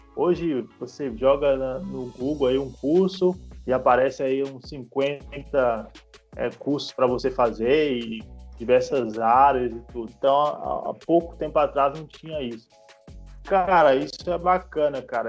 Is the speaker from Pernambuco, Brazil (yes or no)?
no; Minas Gerais, Brazil; moved away as an adult; eu sou mineiro. Então eu vim de Minas para cá buscando conteúdo